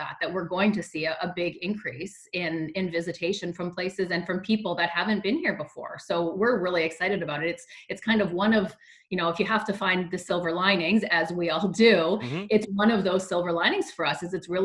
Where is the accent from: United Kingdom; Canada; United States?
Canada; Winnipeg, Manitoba; moved away as an adult; also born or lived in Toronto; I grew up in Winnipeg, moved to Toronto and the outskirts for 13 years. I came back